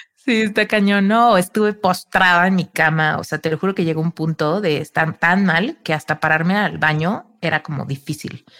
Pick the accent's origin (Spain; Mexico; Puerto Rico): Mexico; Soy mexicana